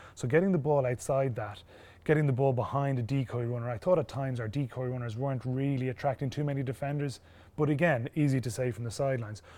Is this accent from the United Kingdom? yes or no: no; Ireland; we're very lucky in Ireland. Our school system, our club system, our youth system